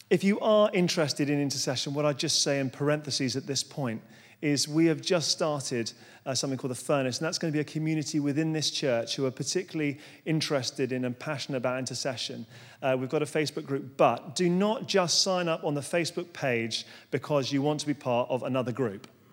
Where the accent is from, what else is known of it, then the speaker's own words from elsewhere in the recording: London, United Kingdom; moved away as an adult; now in Surrey, United Kingdom; I'm a Londoner, born and bred